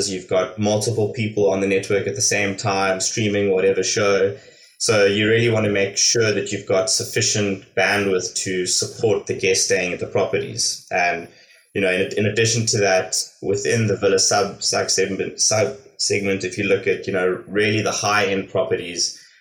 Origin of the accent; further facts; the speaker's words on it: South Africa; moved away as an adult; also born or lived in Hong Kong / Los Angeles, United States; I am originally from South Africa. Um, I completed my university out there, and then I've been living and working overseas for the last fifteen years. Uh, spent six years in Hong Kong